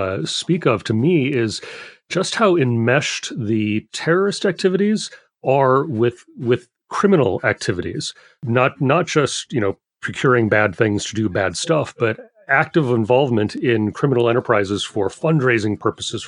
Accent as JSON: {"language": "English", "region": "Minnesota", "country": "United States", "tie": "born or raised there", "said": "So I grew up in Minnesota"}